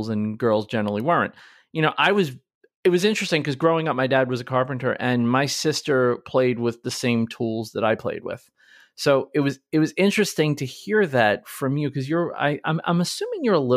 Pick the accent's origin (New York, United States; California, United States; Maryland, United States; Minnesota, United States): New York, United States; We were raised obviously in New York